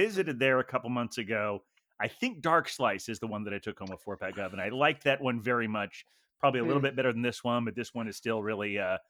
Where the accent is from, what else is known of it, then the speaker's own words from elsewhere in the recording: Ohio, United States; growing up in Ohio